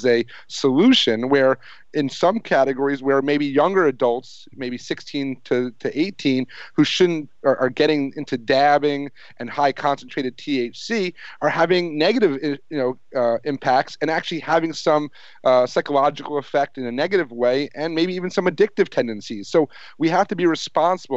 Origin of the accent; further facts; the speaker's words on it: near Woodstock, New York, United States; I grew up in New York years ago, 10 minutes from where Woodstock happened